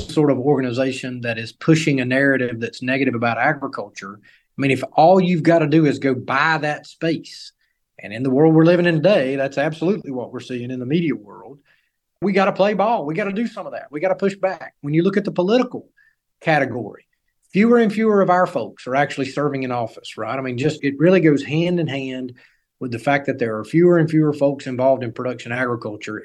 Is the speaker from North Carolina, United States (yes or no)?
yes; North Carolina, United States; my home state of North Carolina